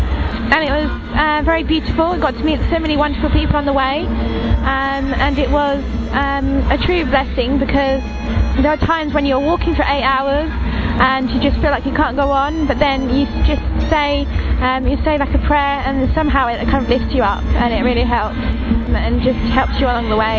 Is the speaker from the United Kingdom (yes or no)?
yes; Kent, South East England, United Kingdom; I am from England, Kent. I'm 23.